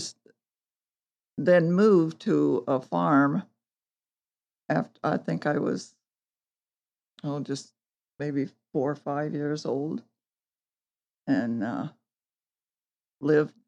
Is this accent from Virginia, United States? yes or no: no; Montpelier, Ohio, United States; now in Cicero, United States; I was born in Montpelier, Ohio, in town, which was unusual